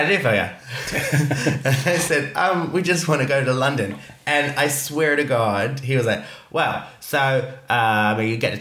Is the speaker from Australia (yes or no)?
yes; Australia; also born or lived in northeast of England (parents); now in Iceland; I'm Australian